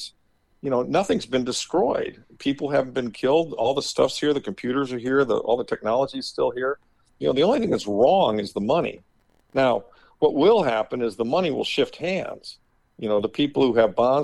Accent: Midwest, United States; moved away; growing up in the Midwest in the 60s and 70s

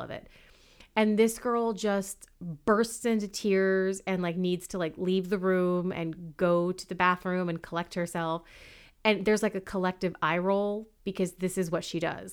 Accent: California, United States; born and bred in California

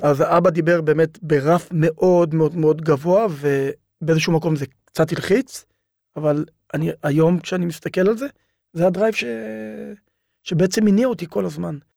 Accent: Ofakim, Southern District, Israel; also born or lived in Beersheba; אני גדלתי, נולדתי באר שבע, גדלתי באופקים

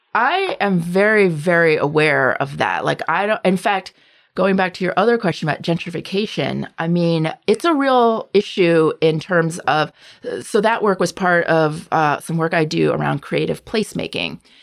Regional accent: the South, United States; I grew up as a half Asian, half white kid in a southern suburb

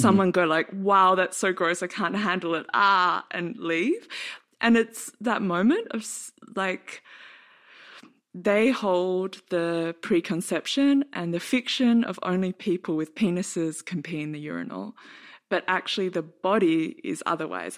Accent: Australia; now in Berlin, Germany; live in Berlin now and I'm from Australia

